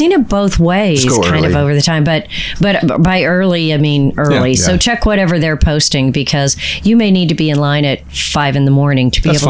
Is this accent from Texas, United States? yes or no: yes; Houston, Texas, United States; Yeah, I did not grow up on an island. I grew up in Houston.